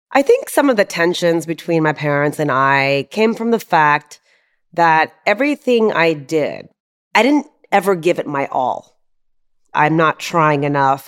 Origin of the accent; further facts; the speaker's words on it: Houston, Texas, United States; also born or lived in Charleston, West Virginia; I was born in Charleston, West Virginia. And I moved to Houston immediately after that when I was one.